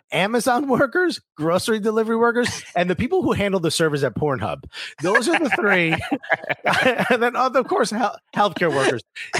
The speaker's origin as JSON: {"language": "English", "town": "Newark", "region": "New Jersey", "country": "United States", "tie": "born or raised there", "moved": "as an adult", "lives_now": "Brooklyn, United States", "said": "North Jersey boy. In fact, you want to hear something crazy. So I'm born and raised in Newark, living in Brooklyn now."}